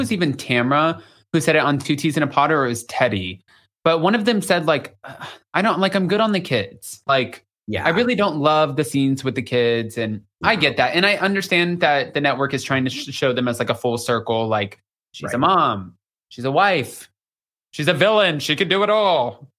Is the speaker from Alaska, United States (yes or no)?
no; Austin, Texas, United States; I'm from Austin, Texas, and I had an accent.